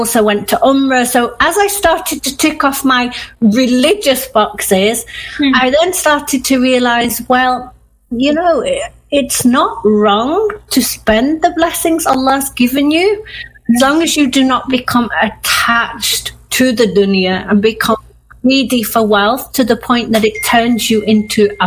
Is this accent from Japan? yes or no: no; Manchester, North West England, United Kingdom; moved away; also born or lived in Yorkshire; I grew up in Manchester as an avid Manchester United fan